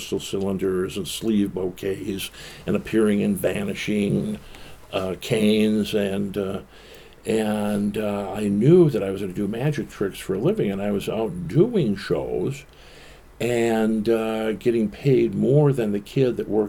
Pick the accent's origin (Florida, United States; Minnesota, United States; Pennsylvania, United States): Minnesota, United States; Bloomington; I was born in Minneapolis, but we moved out to Bloomington